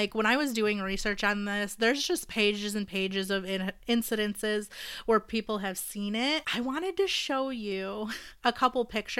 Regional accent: Michigan, United States; now in Indiana, United States; I'm actually not from Indiana. I'm from Michigan.

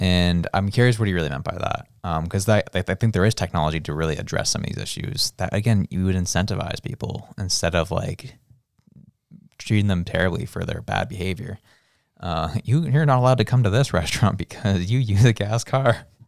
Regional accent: Canada; As a Canadian

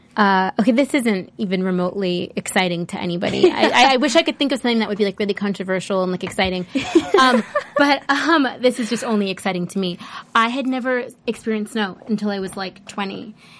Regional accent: Los Angeles, California, United States; This is my hometown.

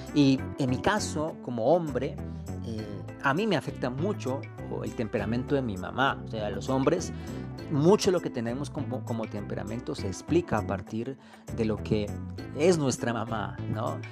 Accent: Colombia; Colombia del alma, mi tierra hermosa

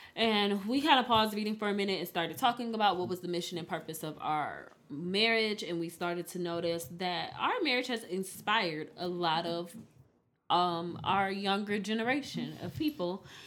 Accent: Detroit, Michigan, United States; I'm from Detroit, Michigan

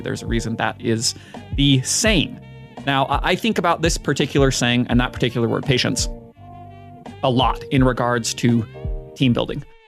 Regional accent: Utah, United States; my hometown team, the Utah Jazz

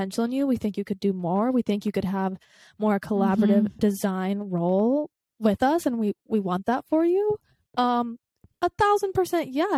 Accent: the South, United States; I grew up in the South

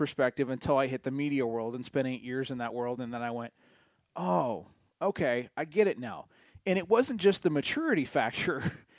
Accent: San Diego, California, United States; it's just such a San Diego thing to happen. When failure happens, it usually happens right in my hometown.

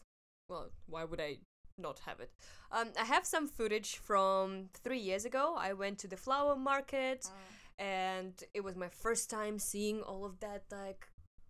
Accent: Russia; now in Hong Kong; I'm from Russia.

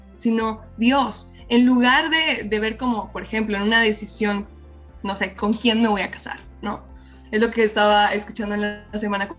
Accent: Mexico; soy mexicana

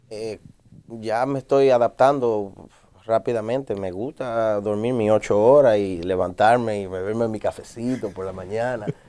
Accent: New York City, New York, United States; yo, nacido y criado en Brooklyn, en el área de Best Eye, Bronzeville, por ahí, por Park Street, Broadway

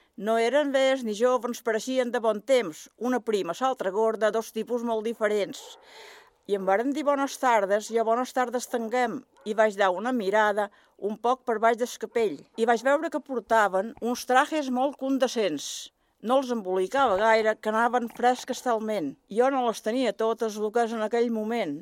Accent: Sant Jordi, Balearic Islands, Spain; Vaig néixer a Sant Jordi.

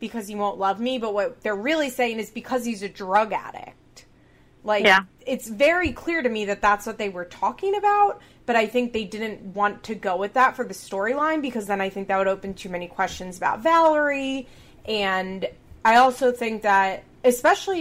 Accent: Chester County, Pennsylvania, United States; We're both from Chester County, Pennsylvania

